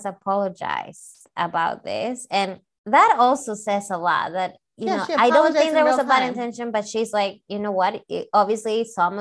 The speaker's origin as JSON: {"language": "English", "country": "Peru", "moved": "yes", "lives_now": "United States", "said": "I'm from South America in Peru, and I didn't grow up eating tacos."}